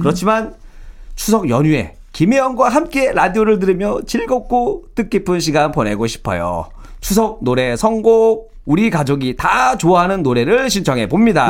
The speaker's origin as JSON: {"language": "Korean", "region": "Seoul", "country": "South Korea", "tie": "born or raised there"}